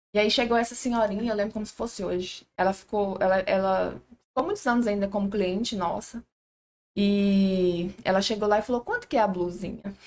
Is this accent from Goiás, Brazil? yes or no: yes; Nazário, Goiás, Brazil; eu sou de Nazário